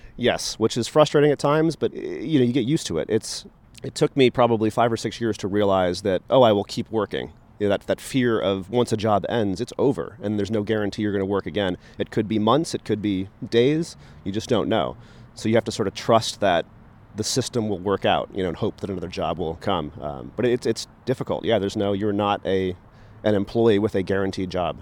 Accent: East Coast, United States; moved away as an adult; also born or lived in Tucson, Arizona; growing up on the East Coast

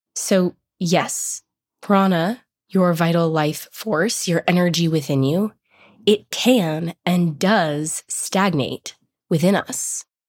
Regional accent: Boulder, Colorado, United States; I grew up in Boulder, which is a hippie town in Colorado

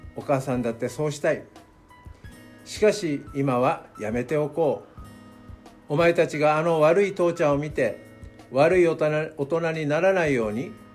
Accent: Okinawa, Japan; 私はまあ沖縄出身で今も裏沖縄の浦添市というところで教会の牧師をしております

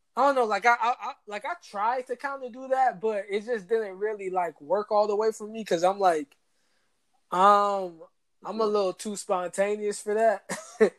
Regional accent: Atlanta, Georgia, United States; moved away as an adult; also born or lived in Washington, D.C.; growing up in Atlanta

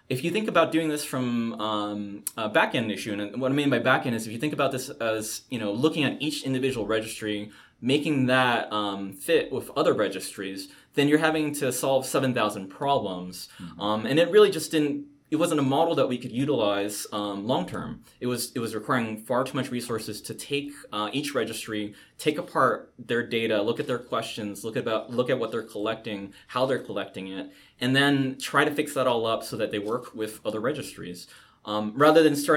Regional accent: San Francisco, California, United States; I grew up in Chinatown, San Francisco

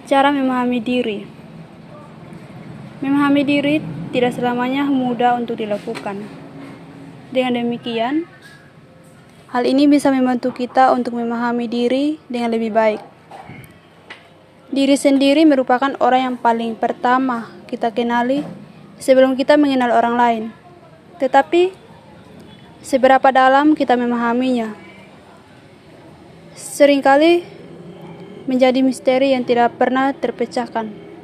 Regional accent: Sabu, East Nusa Tenggara, Indonesia; born there; dengan NIM 13 2020 031. Saya lahir di Sabu tanggal 2 Juni 2000.

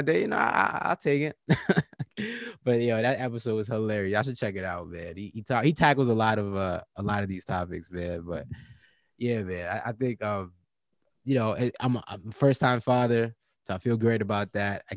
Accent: Virginia, United States; I'm from Virginia, and, you know, and born and raised

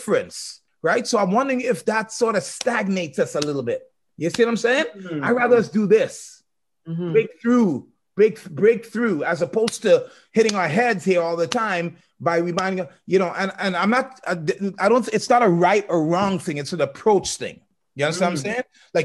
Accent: Trinidad & Tobago; me as a Trinidadian who is indirectly African

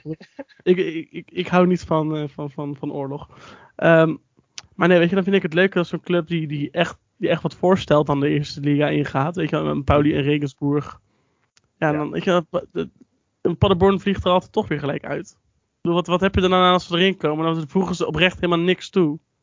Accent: Netherlands; ons als Nederlanders

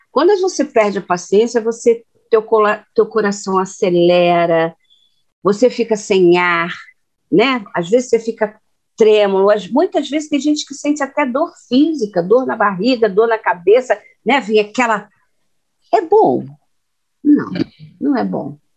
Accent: Minas Gerais, Brazil; eu sou de Minas

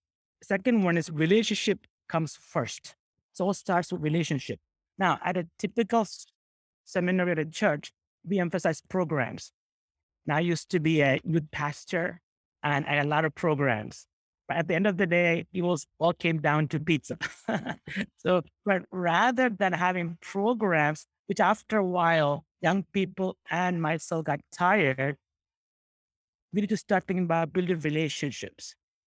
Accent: Kerala, India; English is a second language; I am from Kerala, which is a southern state of India, which prides itself in taking the heritage of Christianity back to Apostle Thomas.

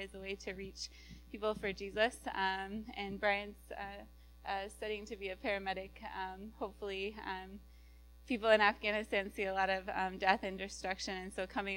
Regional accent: Iowa, United States; also born or lived in California; now we're back in the Midwest. We're from Iowa

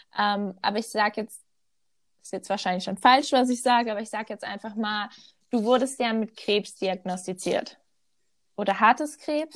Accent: North Rhine-Westphalia, Germany; moved away as an adult; now in Switzerland; ich komme aus NRW, aber lebe im Moment in der Schweiz

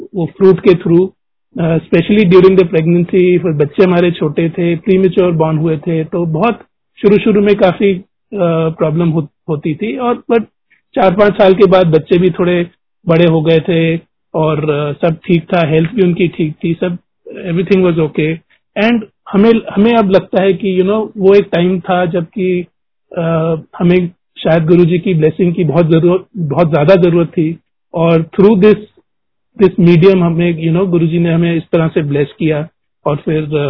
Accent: Delhi, India; moved away; हम ओरिजिनली दिल्ली के रहने वाले हैं

